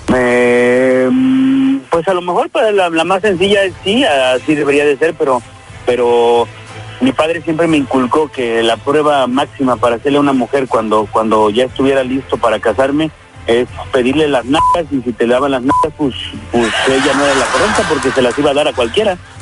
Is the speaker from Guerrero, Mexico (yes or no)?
yes; Guerrero, Mexico; moved away; mis creencias que tengo de, allá de mi pueblo, de Guerrero